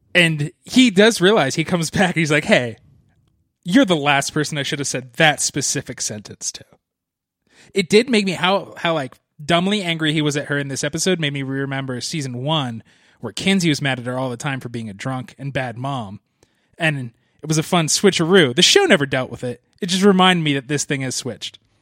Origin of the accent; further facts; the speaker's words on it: East Coast, United States; I grew up on the East Coast